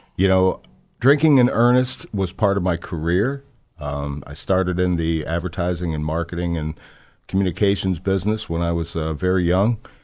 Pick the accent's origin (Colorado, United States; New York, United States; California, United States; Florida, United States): Florida, United States; South; I was born in, uh, South Florida. I was born and raised there